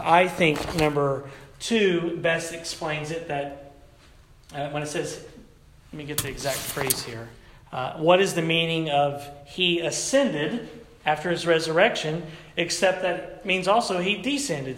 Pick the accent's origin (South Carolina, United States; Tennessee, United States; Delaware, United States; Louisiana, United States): Tennessee, United States; moved away; growing up in the Pentecostal church in the South, back in Tennessee